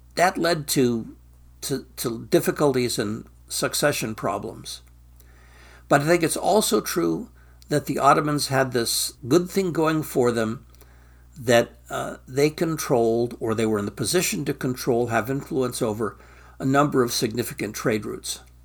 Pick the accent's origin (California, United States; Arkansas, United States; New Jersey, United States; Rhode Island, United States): California, United States; Stockton; moved away as an adult; I'm from Stockton, California, the asparagus capital of the free world